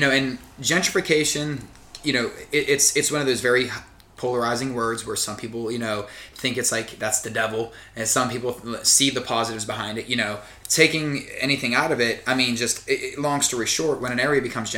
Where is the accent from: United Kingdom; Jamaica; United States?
United States; Aliquippa, Pennsylvania; I grew up in Aliquippa-Hopewell area